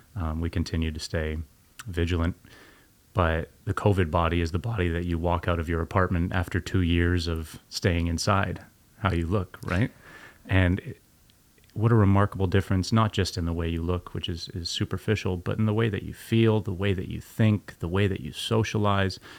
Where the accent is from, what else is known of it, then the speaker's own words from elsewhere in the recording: Canada; growing up in Canada